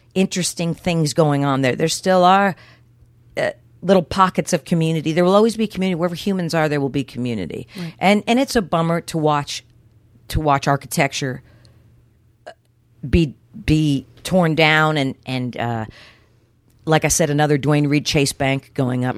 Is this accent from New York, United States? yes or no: no; New Jersey, United States; also born or lived in Houston; I was born and raised mostly in New Jersey, uh, with occasional forays into Houston